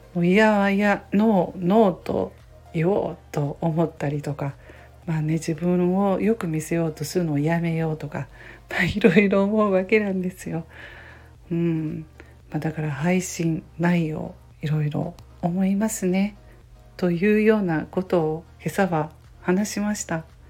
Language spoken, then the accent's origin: Japanese; Kansai, Japan; 関西人なので